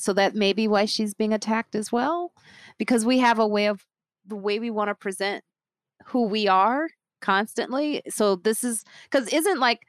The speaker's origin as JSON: {"language": "English", "country": "Nigeria", "said": "I'm Nigerian"}